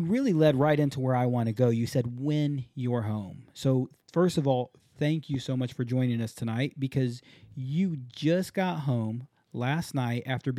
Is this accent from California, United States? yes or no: no; Hawaii, United States; I grew up in Hawaii for a little while and learned to surf in Hawaii